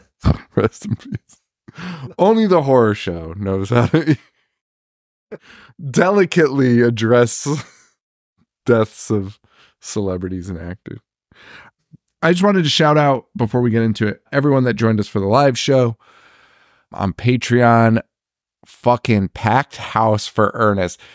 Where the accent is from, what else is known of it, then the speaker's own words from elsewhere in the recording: Connecticut, United States; We're from Connecticut. It's fucking cold here